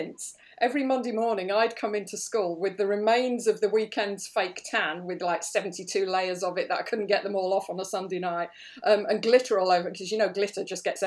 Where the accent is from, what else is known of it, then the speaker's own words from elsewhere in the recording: Birmingham, West Midlands, United Kingdom; I was brought up in Birmingham, and my parents had a dance school there